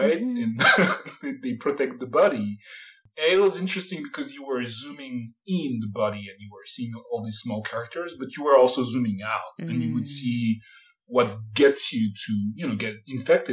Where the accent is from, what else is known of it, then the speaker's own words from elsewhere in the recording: Paris, Île-de-France, France; moved away as an adult; now in San Francisco, United States; I was born in Paris and in Paris area. And I grew up around Paris